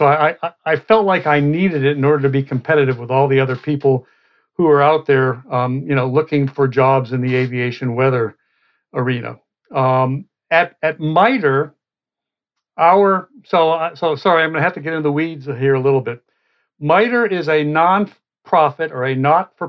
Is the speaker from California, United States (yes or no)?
no; Boston, Massachusetts, United States; moved away; also born or lived in Cleveland, Ohio / Atlanta, Georgia / Cedar Rapids, Iowa; being born in Cleveland, growing up in the Boston area